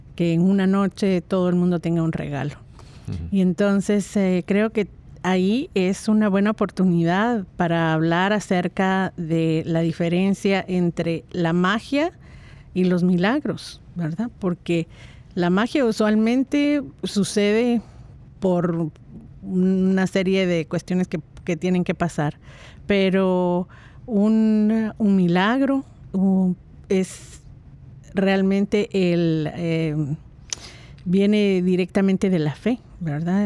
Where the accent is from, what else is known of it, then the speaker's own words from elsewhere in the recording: Guatemala; moved away; Yo salí de Guatemala desde hace bastantes décadas